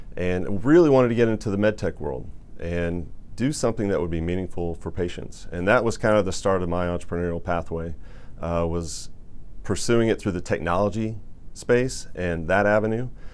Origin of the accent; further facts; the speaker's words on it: Indiana, United States; growing up in Indiana, there was a lot of orthopedic uh, manufacturing going on up in Warsaw, Indiana.